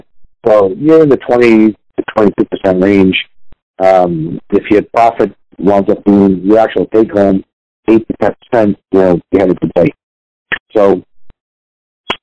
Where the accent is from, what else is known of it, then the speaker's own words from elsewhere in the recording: New York City, New York, United States; I grew up in the Bronx. So the fire hydrant was my pool